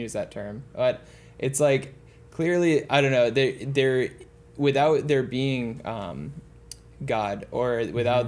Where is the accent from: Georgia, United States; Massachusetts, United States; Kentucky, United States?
Massachusetts, United States; Boston; I grew up in the Boston area